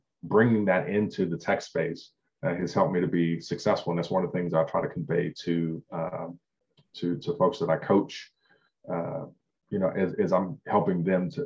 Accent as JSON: {"language": "English", "town": "Compton", "region": "California", "country": "United States", "tie": "born or raised there", "said": "I grew up poor in Compton."}